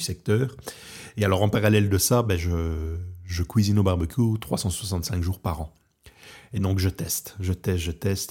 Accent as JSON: {"language": "French", "country": "Belgium", "moved": "yes", "lives_now": "Portugal", "said": "je suis au Portugal, je suis originaire de Belgique et je travaille beaucoup sur la France"}